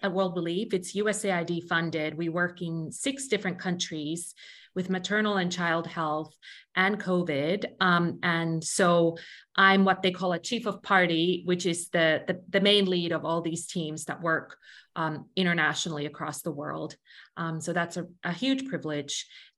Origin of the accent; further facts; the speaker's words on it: Finland; moved away; I'm originally from Finland and I had grown up in a culture where a lot of these things have been attended